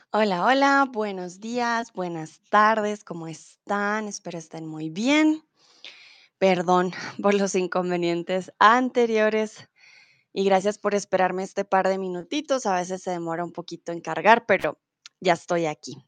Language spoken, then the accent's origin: Spanish; Colombia; also born or lived in Germany; soy de Colombia